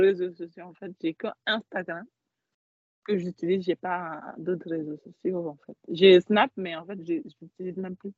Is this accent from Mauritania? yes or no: yes; Mauritania; now in Paris, France; je suis mauritanienne